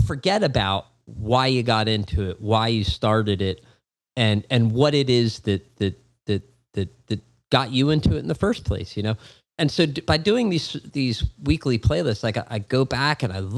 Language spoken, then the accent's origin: English; Philadelphia, Pennsylvania, United States; my hometown of Philadelphia